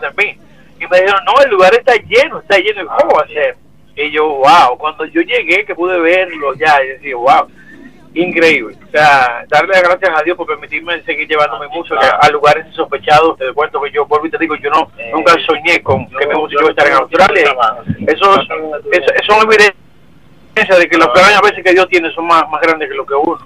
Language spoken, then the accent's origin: Spanish; San Cristóbal, Dominican Republic; Mi pueblo natal, Campito San Cristóbal